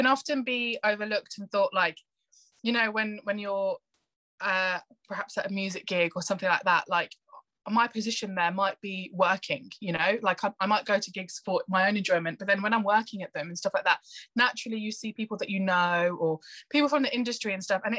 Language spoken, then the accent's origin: English; Northampton, East Midlands, United Kingdom; I grew up in Northampton, which is a very white town